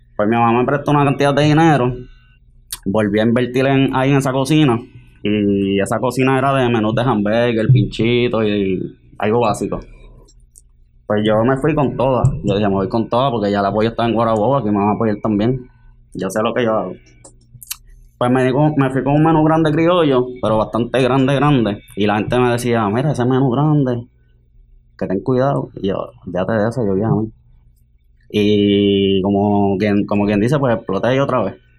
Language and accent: Spanish; Guaynabo, Puerto Rico; de Guaynabo también